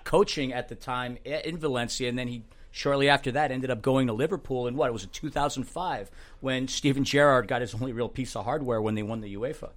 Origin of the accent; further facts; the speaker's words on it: Germany; I'm from Germany